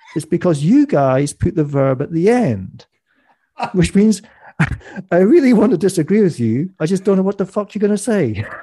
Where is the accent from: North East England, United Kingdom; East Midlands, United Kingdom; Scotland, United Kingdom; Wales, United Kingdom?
Scotland, United Kingdom; Scottish Borders; I'm from the Scottish borders. We have more sheep than people in my village